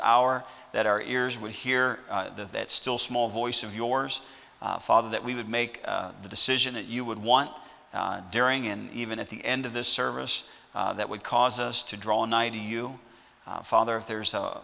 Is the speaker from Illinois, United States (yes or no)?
yes; Sauk Village, Illinois, United States; now in Lawrence, Kansas, United States; I'm from Sauk Village, Illinois. I grew up in that town, 30 miles south of Chicago